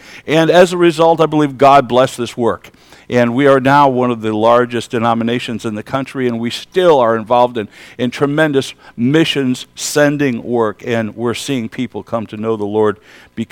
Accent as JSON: {"language": "English", "area": "Kenwood Heights", "region": "New York", "country": "United States", "tie": "born or raised there", "said": "I was raised in the Alliance Church in Kenwood Heights, New York. That's a little west of here, actually."}